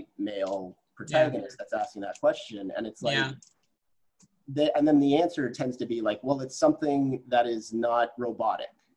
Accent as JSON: {"language": "English", "town": "Regina", "region": "Saskatchewan", "country": "Canada", "tie": "born or raised there", "said": "I grew up in Regina, Saskatchewan, which is a predominantly white community."}